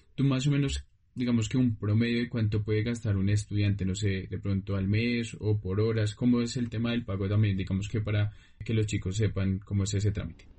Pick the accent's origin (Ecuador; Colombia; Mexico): Colombia; a nosotros como colombianos